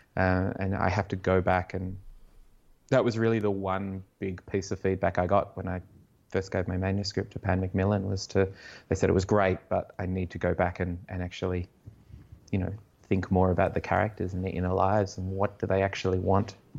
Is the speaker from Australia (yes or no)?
yes; Canberra, Australian Capital Territory, Australia; I grew up in Canberra and in the eighties and nineties